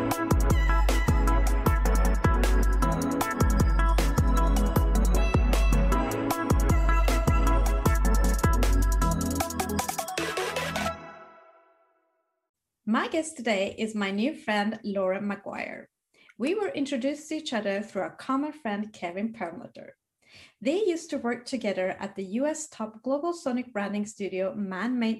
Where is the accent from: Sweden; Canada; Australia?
Sweden; growing up in Sweden